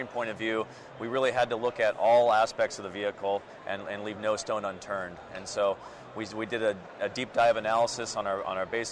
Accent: Minnesota, United States; also born or lived in Germany; now in Portland, United States; I'm originally from Minnesota, and moved over to Portland then.

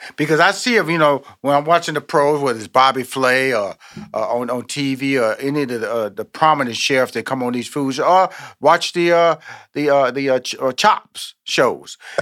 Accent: Houston, Texas, United States; now in Atlanta, United States; I'm born in Houston, Texas.

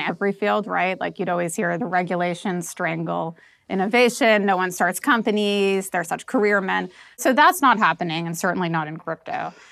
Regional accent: New York, United States; now in Lisbon, Portugal; I'm from New York

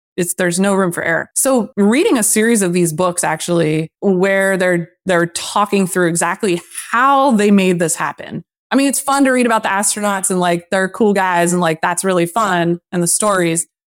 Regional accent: Lancaster, Pennsylvania, United States; moved away; also born or lived in Boston; my hometown. So I bought a two family in Lancaster sight unseen

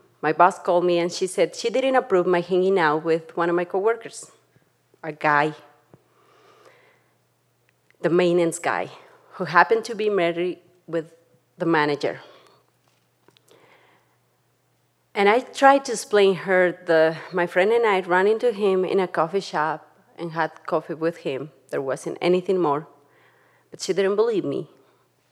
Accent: Tlaxcala, Mexico; now in Jackson, United States; I grew up in Tlaxcala, Mexico, with my mom

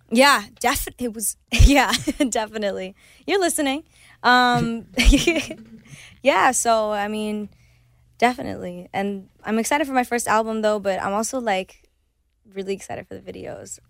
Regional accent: Cleveland, Ohio, United States; first language Spanish; English is a second language; moved away; Spanish is my first language, but I grew up in Cleveland where no one really speaks Spanish

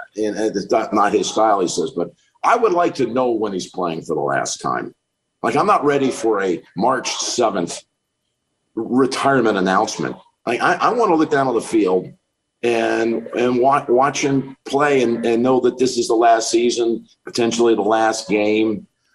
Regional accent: Charlotte, North Carolina, United States; now in Nashville, United States; get me a little bit back to my southern roots. I'm from Charlotte originally. So we moved to Nashville for the majority of the year

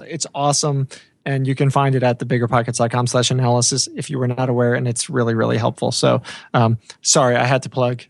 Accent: Long Island, New York, United States; moved away; my house growing up in Long Island

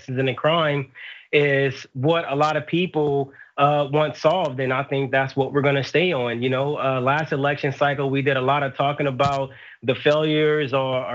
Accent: Los Angeles, California, United States; I'm from South Central Los Angeles

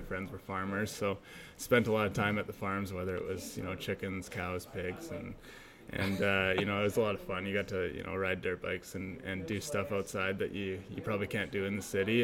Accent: Abbotsford, British Columbia, Canada; I grew up in Abbotsford, um, you know, a smaller town, about an hour out, outside of Vancouver

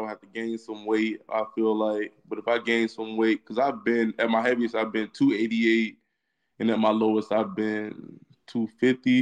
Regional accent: Virginia, United States; Growing up in Virginia, I know about the Virginia Tech and UVA game

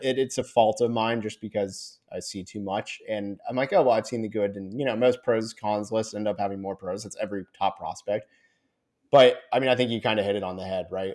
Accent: Orlando, Florida, United States; I'm from Orlando

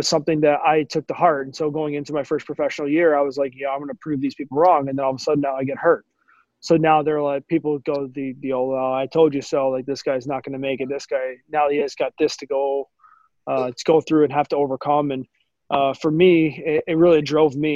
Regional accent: Dallas, Texas, United States; growing up, you know, in Dallas

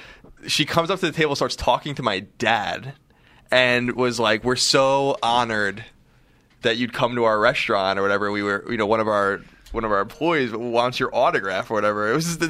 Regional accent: Long Island, New York, United States; moved away; I'm just eating a restaurant in my hometown

